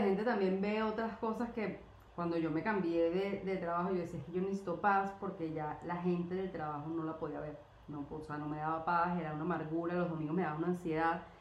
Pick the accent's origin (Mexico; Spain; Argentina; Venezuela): Venezuela; moved away; also born or lived in Colombia